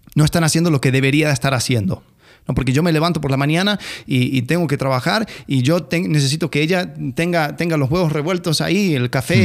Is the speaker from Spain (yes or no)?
no; Argentina; como, argentino